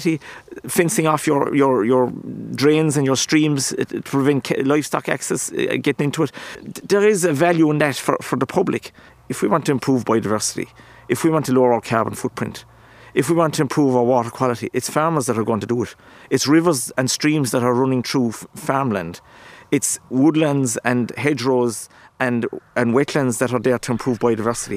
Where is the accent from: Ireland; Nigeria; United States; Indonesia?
Ireland; as Irish farmers.